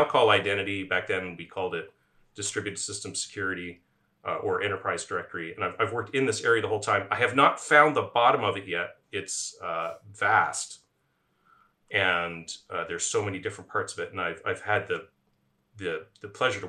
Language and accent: English; Ottawa, Ontario, Canada; also born or lived in Waterloo, Canada; I'm originally from Ottawa, Canada